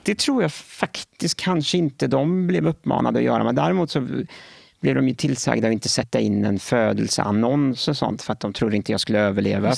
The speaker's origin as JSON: {"language": "Swedish", "town": "Gothenburg", "region": "Västra Götaland", "country": "Sweden", "tie": "born or raised there", "said": "Jag är född och uppvuxen i Göteborg"}